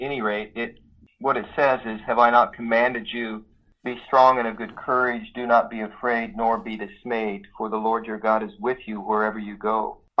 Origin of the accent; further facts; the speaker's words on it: Idaho, United States; moved away as an adult; now in Alabama, United States; I grew up in Idaho in the Northwest, and my folks grew up there, so I was a several generation Idahoan, and I had never been to the Deep South at all in my life. So we have been here now for 5 years and a month